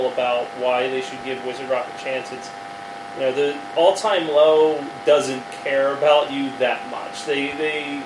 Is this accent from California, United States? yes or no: no; Philadelphia, Pennsylvania, United States; growing up in Philly in the, you know, late 90s, early 2000s